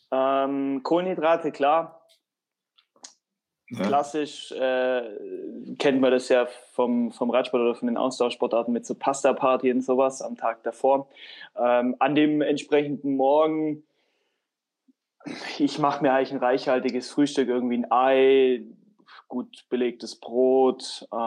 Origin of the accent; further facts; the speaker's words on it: Tübingen, Baden-Württemberg, Germany; ich bin in Tübingen im Frondorf aufgewachsen, war auch mal beim Fußballtraining, beziehungsweise habe gekickt mit Kumpels